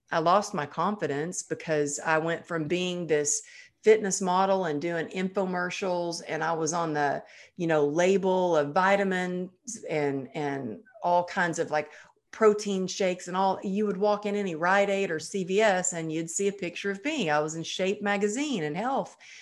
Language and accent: English; Texas, United States; growing up in Texas